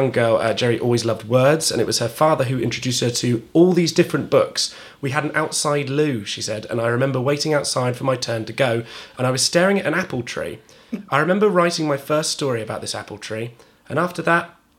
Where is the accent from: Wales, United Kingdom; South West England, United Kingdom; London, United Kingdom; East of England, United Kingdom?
South West England, United Kingdom; Devon; I grew up in Devon, didn't I?